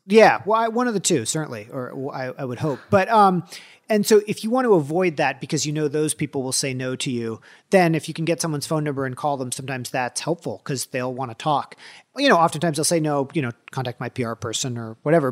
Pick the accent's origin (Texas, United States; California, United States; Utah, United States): California, United States; moved away as an adult; also born or lived in Washington; growing up in California